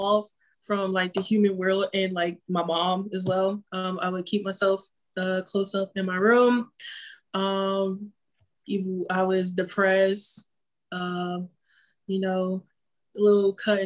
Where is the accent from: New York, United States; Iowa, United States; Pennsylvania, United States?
Pennsylvania, United States; Philadelphia; moved away as an adult; now in Atlanta, United States; I am from Philly, just moved to A-Town